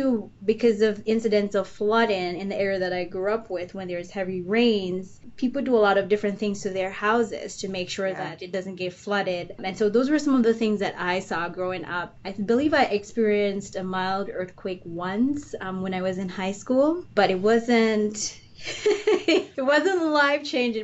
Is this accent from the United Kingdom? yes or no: no; Jamaica; moved away as an adult; now in Illinois, United States; I grew up in Jamaica. So I believe it's the southeastern side of the island.